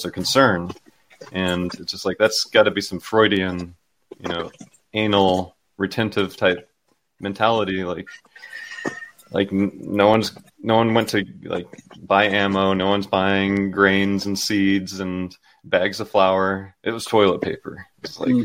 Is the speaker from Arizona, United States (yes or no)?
yes; Phoenix, Arizona, United States; I was born in a city. I was born in Phoenix, Arizona